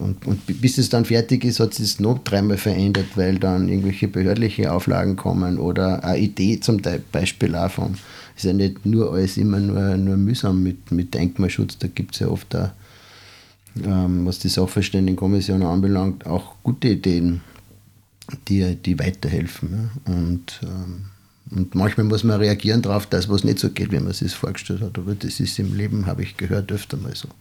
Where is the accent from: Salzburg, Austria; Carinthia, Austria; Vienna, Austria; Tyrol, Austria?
Salzburg, Austria; also born or lived in San Francisco; Ich komme sozusagen aus diesem Haus, in dem wir gerade sitzen